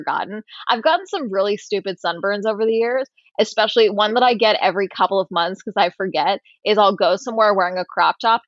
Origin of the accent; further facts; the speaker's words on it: Tustin, California, United States; now in Los Angeles, United States; my hometown of Tustin outside